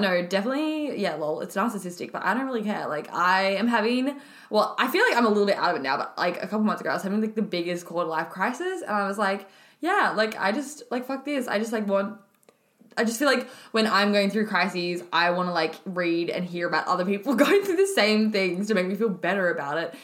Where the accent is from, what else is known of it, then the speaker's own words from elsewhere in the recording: Alice Springs, Northern Territory, Australia; moved away as an adult; now in Melbourne, Australia; I was actually born and raised in Alice Springs in the Northern Territory, and I moved to Melbourne six years ago for uni.